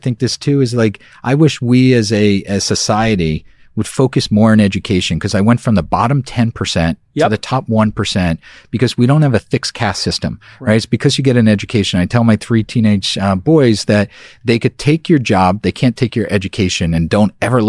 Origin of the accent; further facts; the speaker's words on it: New York City, New York, United States; I was from Brooklyn. Yep. I'm a year older than you.